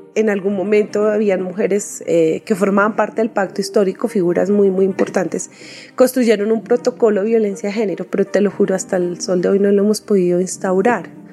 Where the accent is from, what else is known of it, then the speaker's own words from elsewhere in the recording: Soacha, Cundinamarca, Colombia; soy así de Suachuna